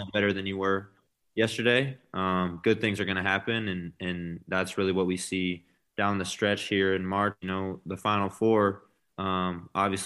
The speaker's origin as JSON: {"language": "English", "town": "Lincoln", "region": "Nebraska", "country": "United States", "tie": "born or raised there", "also_born_or_lived": "Fargo, North Dakota", "moved": "as an adult", "said": "I'm from Lincoln"}